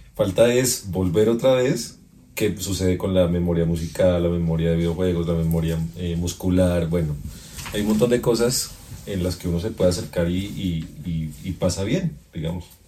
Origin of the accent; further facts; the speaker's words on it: Colombia; como colombiano